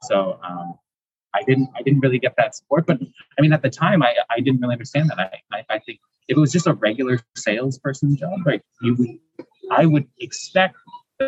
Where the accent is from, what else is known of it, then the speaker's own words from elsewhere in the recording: Canada; moved away as an adult; now in Taiwan; I'm actually originally from Canada